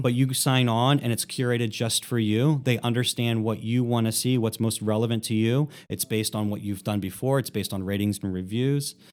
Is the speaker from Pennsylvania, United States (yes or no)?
yes; Philadelphia, Pennsylvania, United States; moved away as an adult; now in Columbus, United States; I grew up in Philadelphia